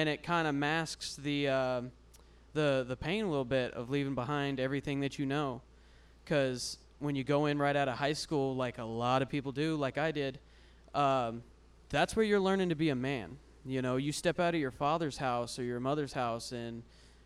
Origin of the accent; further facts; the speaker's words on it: Central Texas, United States; I was born in Central Texas